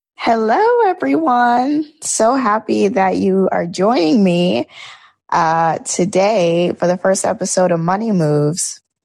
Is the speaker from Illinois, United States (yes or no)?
no; Georgia, United States; moved away as an adult; also born or lived in New York; I am originally from Georgia